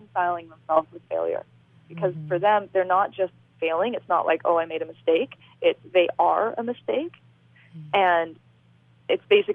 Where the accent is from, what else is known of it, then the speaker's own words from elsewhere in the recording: Canada; I'm Canadian